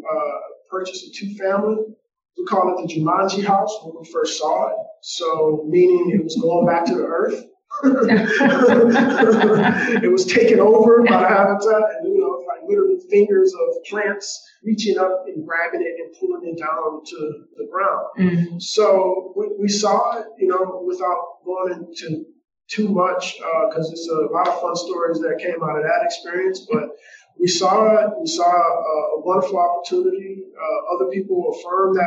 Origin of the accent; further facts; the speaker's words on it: Michigan, United States; also born or lived in Atlanta area; I'm from Michigan